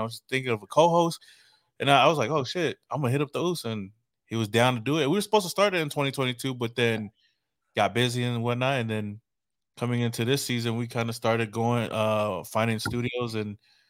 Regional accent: Southern California, United States; moved away as an adult; We grew up in SoCal, pretty close to each other.

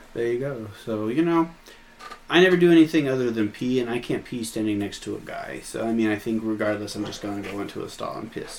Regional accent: Nebraska City, Nebraska, United States; also born or lived in Hamburg, Iowa; now in Oklahoma, United States; where I grew up in Nebraska and where I grew up in Iowa.

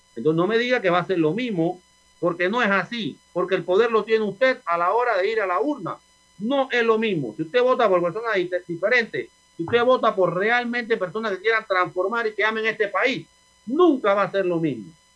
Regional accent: Panama; son panameños igual a nosotros

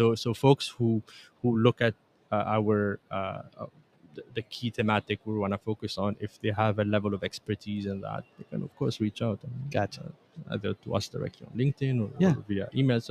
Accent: Tunisia; also born or lived in Canada; Just because I'm Tunisian Canadian, I can see that.

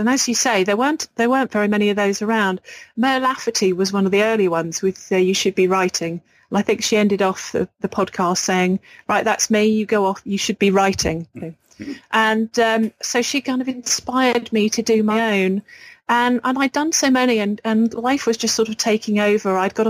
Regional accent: England, United Kingdom; accent: English; because I'm English, I think, with a sort of an ordinary English accent, they loved it.

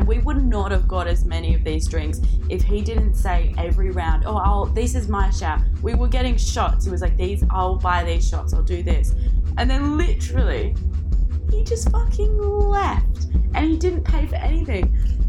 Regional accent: South West England, United Kingdom; from Cornwall.

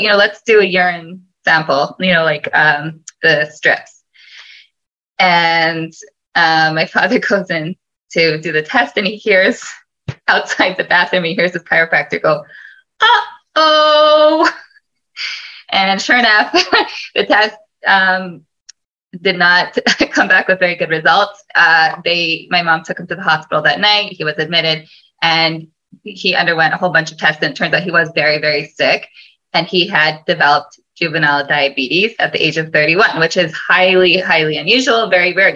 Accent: Toronto, Ontario, Canada; I'm from Toronto, grew up in Toronto, born and bred

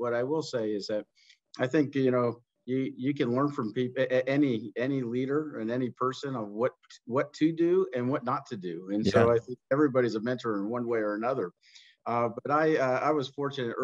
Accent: New Jersey, United States; I grew up in New Jersey

